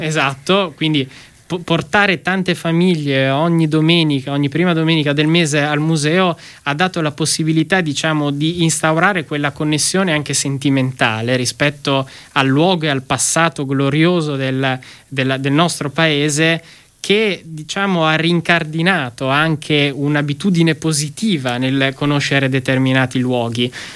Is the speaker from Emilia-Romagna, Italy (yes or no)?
yes; Emilia-Romagna, Italy; da Emiliano Romagnolo